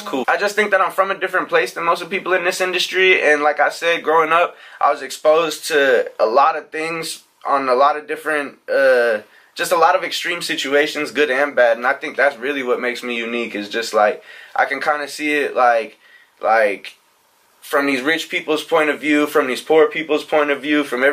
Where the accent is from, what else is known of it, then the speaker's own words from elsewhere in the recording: Nebraska, United States; moved away; I'm from Nebraska.